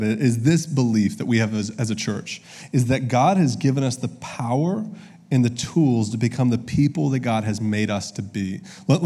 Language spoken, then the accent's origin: English; Augusta, Georgia, United States; also born or lived in Columbus, Ohio; now in Little Rock, United States; I'm from Augusta, Georgia.